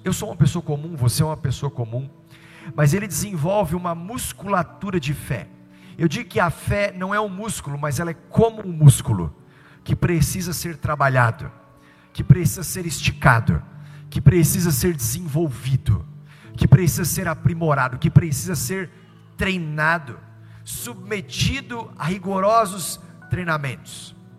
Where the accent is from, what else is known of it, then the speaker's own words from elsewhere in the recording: Tubarão, Santa Catarina, Brazil; Eu sou pastor líder da Verdade Igreja em Tubarão, Santa Catarina